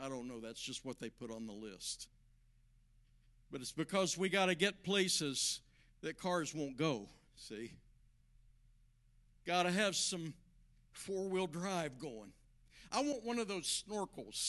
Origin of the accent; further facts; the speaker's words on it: southern West Virginia, United States; moved away; I grew up in southern West Virginia